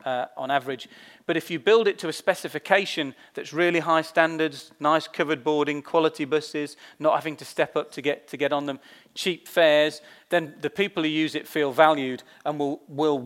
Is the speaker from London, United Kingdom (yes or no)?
yes; London, United Kingdom; for me as a Londoner